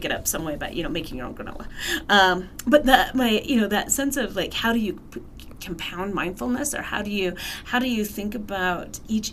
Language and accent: English; Salt Lake City, Utah, United States; now in Flagstaff, United States; I'm from Salt Lake City, and we had Costco's there